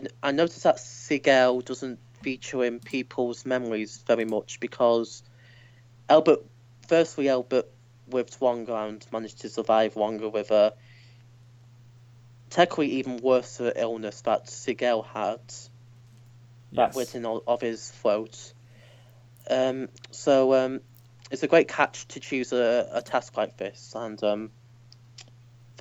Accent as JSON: {"language": "English", "country": "United Kingdom", "said": "I'm British"}